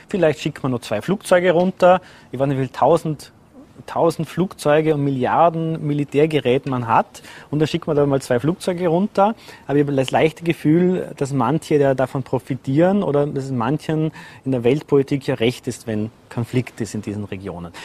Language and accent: German; Vorarlberg, Austria; moved away; also born or lived in Vienna; zurückzukehren in meine Heimat